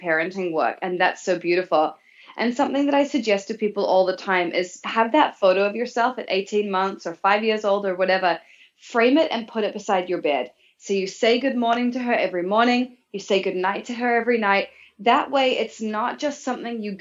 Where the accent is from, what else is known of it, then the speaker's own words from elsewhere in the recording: New Zealand; moved away as an adult; So I was growing up in New Zealand as a teenager and into my early 20s, actually.